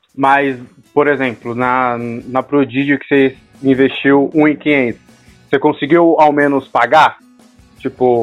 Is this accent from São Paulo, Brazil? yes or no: yes; São Paulo, Brazil; Somos aqui de São Paulo